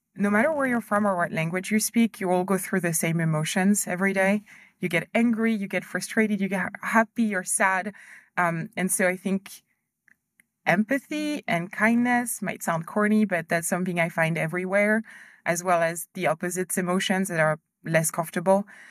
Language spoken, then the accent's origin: English; France; moved away as an adult; also born or lived in Ivory Coast / United States / Germany / Hong Kong; we moved to France when I was a kid, so I went to school there